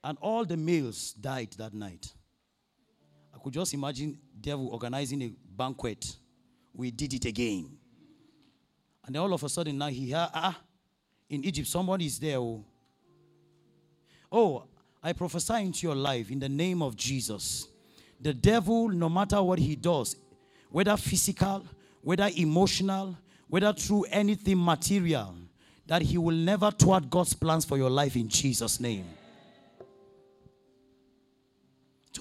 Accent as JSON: {"language": "English", "country": "Nigeria", "said": "I'm from Nigeria"}